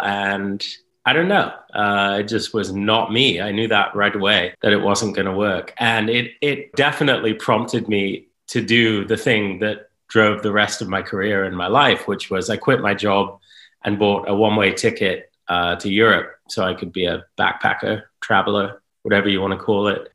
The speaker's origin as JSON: {"language": "English", "region": "Northern California", "country": "United States", "tie": "born or raised there", "also_born_or_lived": "United Kingdom / San Francisco Bay Area", "said": "I grew up in Northern California. We moved there from Great Britain when I was pretty young."}